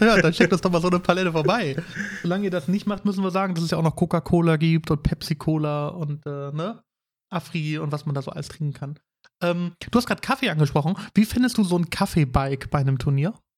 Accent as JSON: {"language": "German", "town": "Bremerhaven", "region": "Bremen", "country": "Germany", "tie": "born or raised there", "moved": "yes", "said": "Also ich komme ja ursprünglich aus Bremerhaven."}